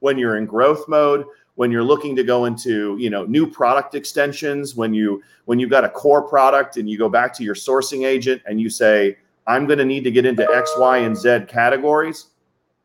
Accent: the South, United States; I say y'all because I'm from the South

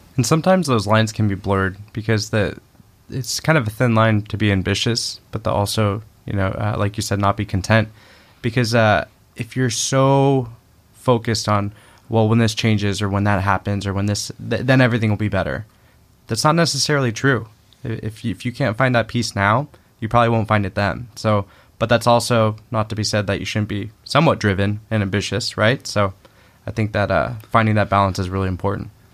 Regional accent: Southern California, United States; growing up in Southern California

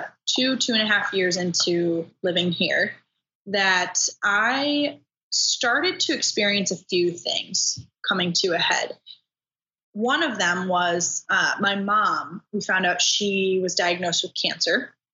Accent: Wisconsin, United States; I am originally from Wisconsin. So go Badgers, go Packers. Grew up there, Midwest girl.

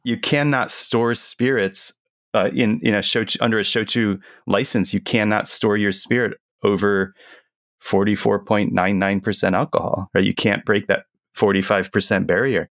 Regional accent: United States; we're American

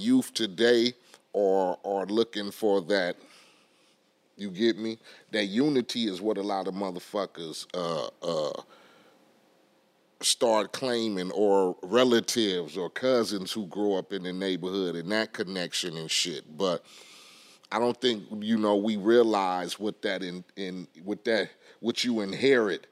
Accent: Compton, California, United States; I grew up in Compton, in Spooktown.

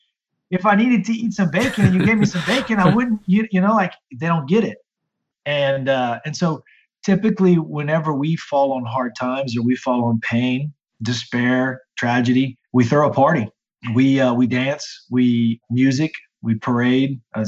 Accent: Lafayette, Louisiana, United States; So I'm from Lafayette, Louisiana, originally, which if you're looking at a globe is the boot in Louisiana.

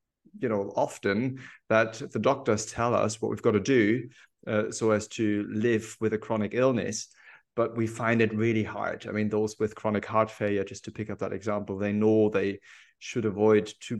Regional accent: Hamburg, Germany; moved away as an adult; also born or lived in Berlin; now in Edinburgh, United Kingdom; I'm German. I lived in Berlin for a long time before I moved to Edinburgh. I studied in Berlin, but I'm actually from Hamburg

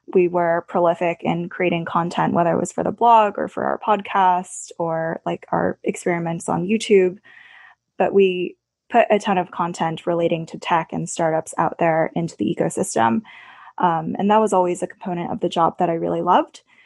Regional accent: Pittsburgh, Pennsylvania, United States; worked for a summer at my hometown newspaper, the Pittsburgh Post Gazette

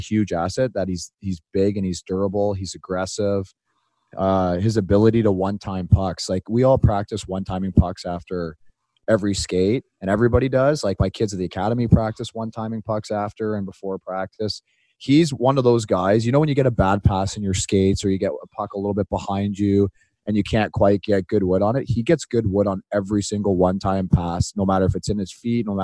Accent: Boston, Massachusetts, United States; accent: Boston; It's my Boston accent right there.

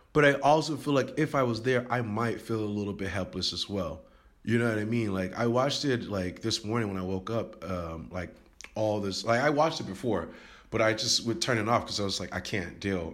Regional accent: United States; now in Taiwan; I didn't really notice because I'm American and I didn't notice it. Where I live right now in Taiwan

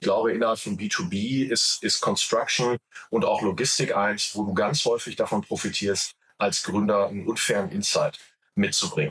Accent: Ruhr area, North Rhine-Westphalia, Germany; accent: Ruhr; ich komme aus Deutschland, wobei ich dazu sagen muss, ich komme aus dem Ruhrgebiet. Also so, so, sorry, wenn der Akzent ein bisschen durchschallt.

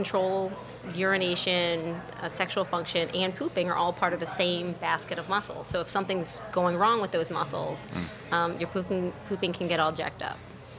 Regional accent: New Orleans, Louisiana, United States; I am actually from New Orleans. I grew up in the East.

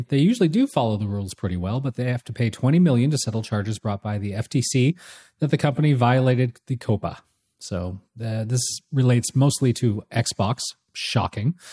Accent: California, United States; now in Toronto, Canada; I grew up in California

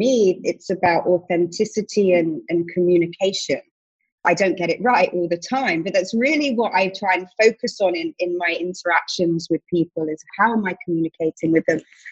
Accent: United Kingdom; accent: British; also born or lived in Tel Aviv, Israel; now in New York, United States; I'm British, obviously, in case the accent didn't give it away

